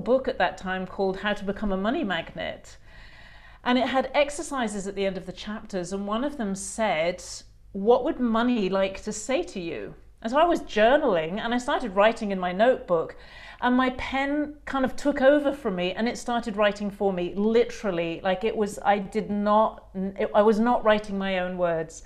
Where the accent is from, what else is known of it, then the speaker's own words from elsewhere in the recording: England, United Kingdom; also born or lived in New Zealand; now in Australia; I grew up in a classic English middle class home